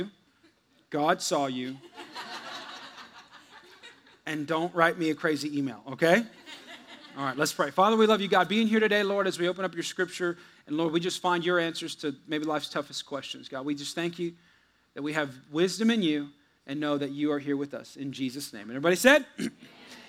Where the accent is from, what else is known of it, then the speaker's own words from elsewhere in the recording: United States; also born or lived in Texas; we're American